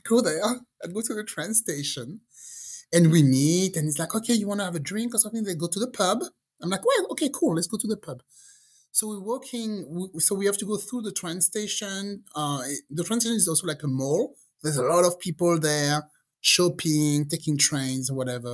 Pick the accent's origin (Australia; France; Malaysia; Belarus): France; English is a second language; moved away as an adult; also born or lived in England; I grew up in France, and after a while, I decided to move to England because I wanted to learn English.